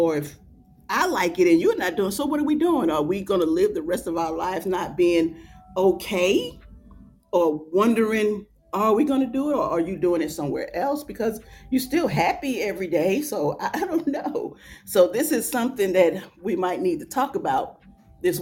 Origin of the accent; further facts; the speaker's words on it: New York, United States; I'm from New York